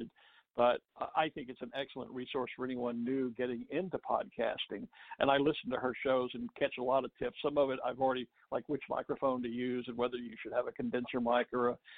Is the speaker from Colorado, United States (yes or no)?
no; Texas, United States; I'm a native Texan, born and raised there